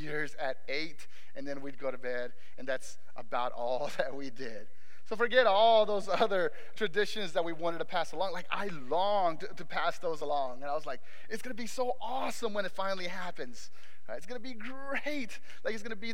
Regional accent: Mexico; moved away; I was growing up back in Mexico, because I was born in Mexico

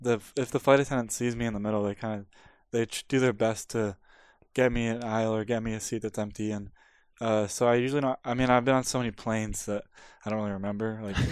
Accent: Pacific Northwest, United States; Because I'm from the Pacific Northwest, Alaska is like my favorite airline.

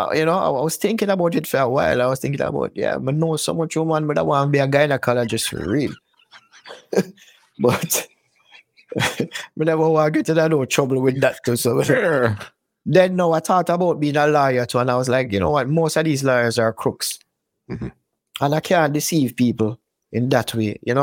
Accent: Kingston, Jamaica; moved away; I grew up in a place called Mona Heights in Jamaica.

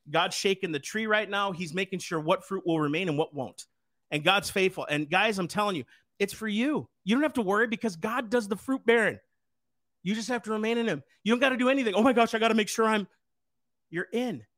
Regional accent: United States; I'm an American. I'm a citizen

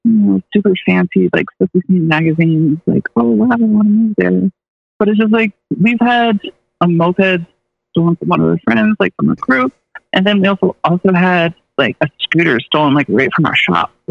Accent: Malone, New York, United States; moved away; I grew up in a town called Malone. So it was like Malone, New York.

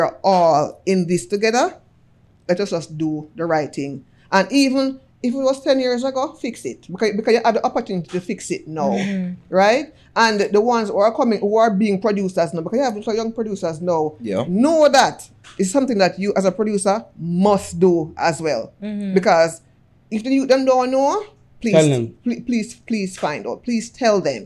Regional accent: Jamaica; it carries a lot of weight as Jamaican

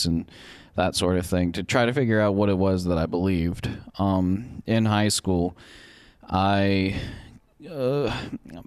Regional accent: West Monroe, Louisiana, United States; moved away as an adult; now in Vermont, United States; I'm from where they're from

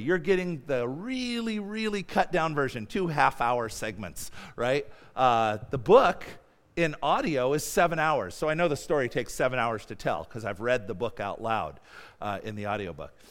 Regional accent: United States; moved away; also born or lived in Mongolia; I'm an American

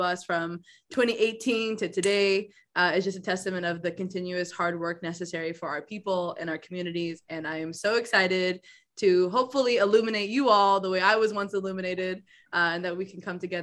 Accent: California, United States; I am a Californian through and through by way of Ethiopian immigrants

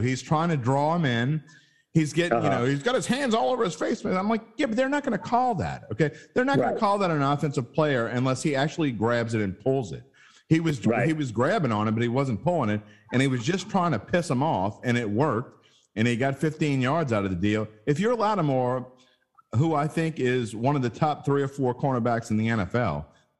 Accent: West Bank, Louisiana, United States; I'm from the West Bank.

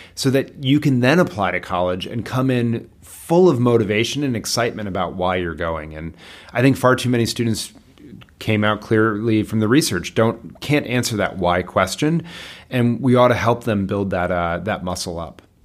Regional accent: Bethesda, Maryland, United States; I grew up in Bethesda, Maryland

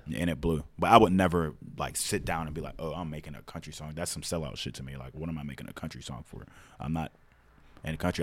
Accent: Pittsburgh, Pennsylvania, United States; I grew up in North View Heights

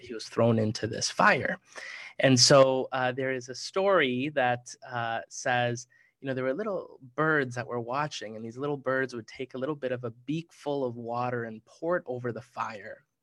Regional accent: Minneapolis, Minnesota, United States; I grew up in Minneapolis, Minnesota

